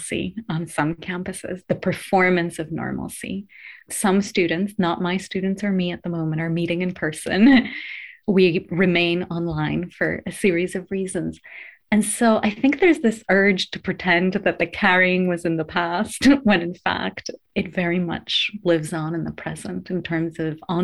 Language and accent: English; Greece; moved away as an adult; also born or lived in United States; now in United Kingdom; born and raised in Greece before I went to the US for my higher education